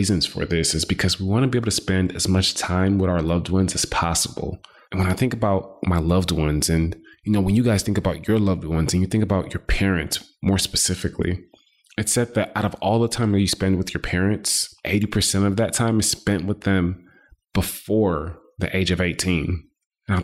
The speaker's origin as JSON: {"language": "English", "town": "Houston", "region": "Texas", "country": "United States", "tie": "born or raised there", "also_born_or_lived": "Boston, Massachusetts", "said": "I like to claim Houston, Texas, because I've been in Houston all of my life, but I was born in Boston, Massachusetts"}